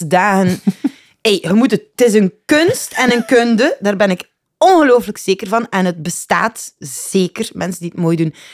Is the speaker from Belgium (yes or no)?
yes; Ghent, Flanders, Belgium; Ik ben geboren, gelijk ieder uh, Gentenaar, denk ik, in eh, de Bijloken